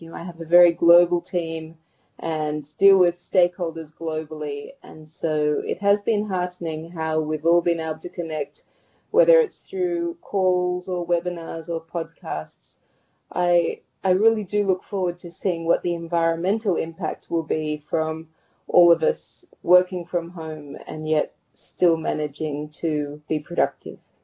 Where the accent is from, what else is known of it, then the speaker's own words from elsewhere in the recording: Sydney, New South Wales, Australia; moved away as an adult; also born or lived in Thailand; now in Sydney, Australia; I moved back from Thailand after five years back home to Sydney.